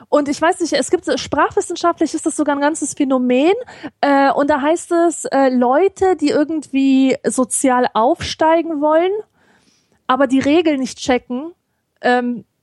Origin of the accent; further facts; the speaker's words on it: Germany; accent: Rhenish; Äh, ich bin ja in keinen so richtig reingewachsen. Mein Dialekt ist, wenn, dann geprägt vom Rheinischen, aber mhm. nur leicht.